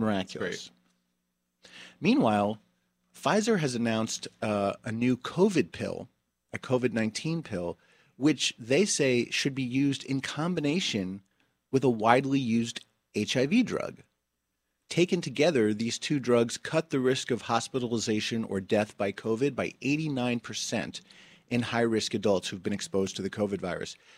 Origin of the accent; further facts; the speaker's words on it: New Jersey, United States; my home state of New Jersey